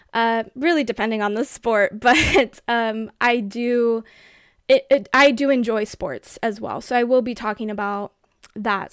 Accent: United States; as an American

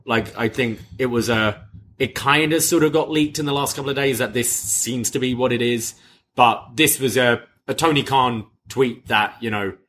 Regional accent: United Kingdom; as a Brit

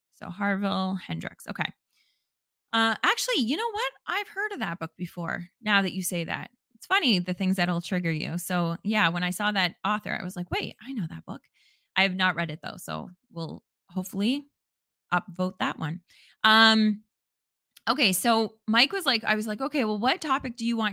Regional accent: Canada; as a Canadian

